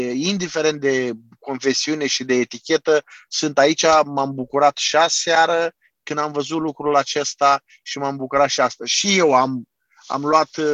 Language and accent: Romanian; Constanța, Constanța County, Romania; moved away as an adult; also born or lived in Ukraine; now in Chernivtsi, Ukraine; eu sunt de la Constanța